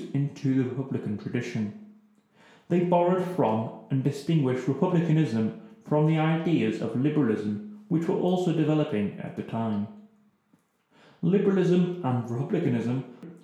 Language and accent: English; England, United Kingdom; being English